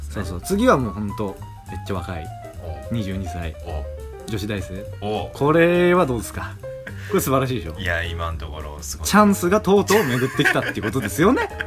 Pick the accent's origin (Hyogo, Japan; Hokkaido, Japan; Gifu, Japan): Hokkaido, Japan; 僕はあの北海道出身ですから、まあ、寒さには強いんですけどね暑さにめちゃくちゃ弱いですから